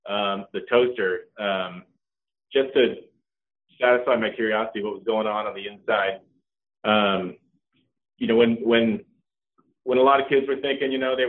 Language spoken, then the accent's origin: English; California, United States; also born or lived in Norway; my family brought us all here when I was just 2 years old. So I grew up right here in the valley. I'm Norwegian by birth, I guess you could say, but a California kid through and through.